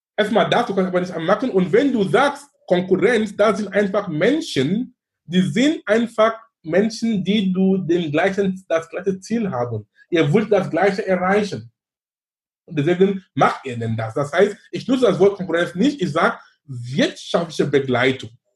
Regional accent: Cameroon; now in Germany; in Kamerun, wo ich herkomme

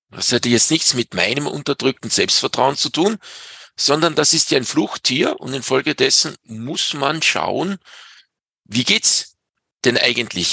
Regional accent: Pinzgau, Salzburg, Austria; bei uns in Pinskau

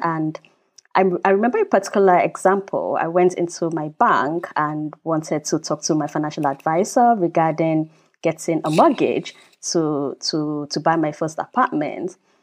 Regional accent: Nigeria; also born or lived in United Kingdom / China / United States; now in Germany; I grew up in Nigeria, so I'm from Nigeria, even though I'm British citizen as well, living in Germany

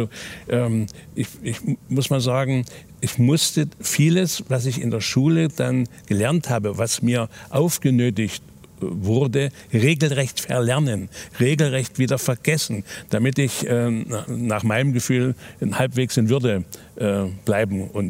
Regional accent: Germany; Ich bin in der DDR aufgewachsen.

